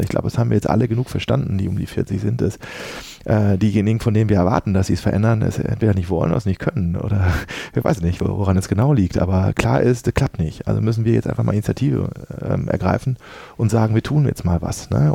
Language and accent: German; Dortmund, North Rhine-Westphalia, Germany; moved away; Ich bin in Dortmund groß geworden